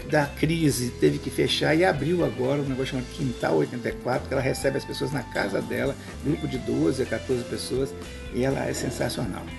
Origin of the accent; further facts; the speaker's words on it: on the border with Minas Gerais, south of Espírito Santo state, Brazil; also born or lived in Vitória, Brazil; Eu sou do sul do estado, do Espírito Santo, na divisa com Minas Gerais